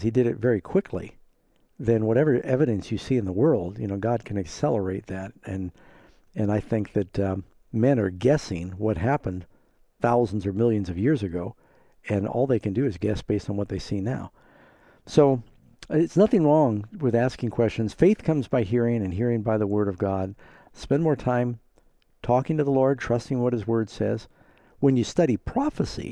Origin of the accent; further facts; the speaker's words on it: New York, United States; I was from New York